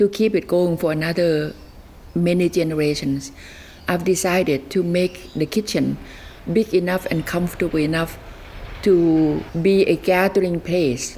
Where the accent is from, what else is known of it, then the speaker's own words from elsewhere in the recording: Nan, Thailand; also born or lived in Alaska; now in Castlemaine, Australia; I have really fallen in love with my hometown for the first time in my 70s